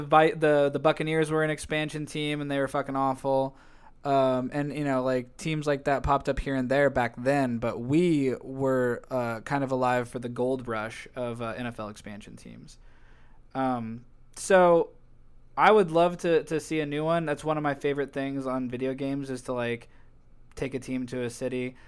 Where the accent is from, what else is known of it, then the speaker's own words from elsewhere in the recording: United States; we're fundamentally American